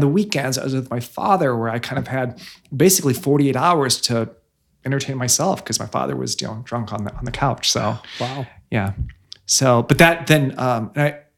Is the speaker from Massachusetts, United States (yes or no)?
no; Bloomington, Illinois, United States; moved away as an adult; also born or lived in Pekin, Illinois / London; now in Chicago, United States; i was born pekin and then i grew up in bloomington Bloomington, Bloomington Normal, Illinois